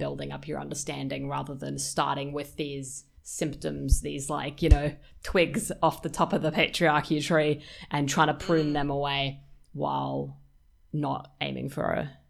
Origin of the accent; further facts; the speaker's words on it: Australia; also born or lived in Western Australia; we're all Australian women